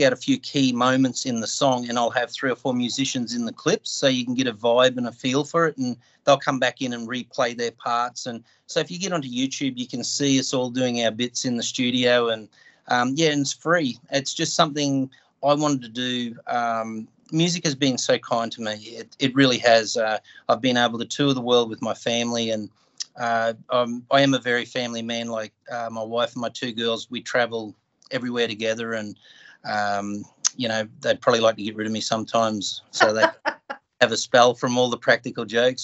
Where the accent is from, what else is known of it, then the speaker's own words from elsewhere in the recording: North Queensland, Australia; I come from North Queensland in Australia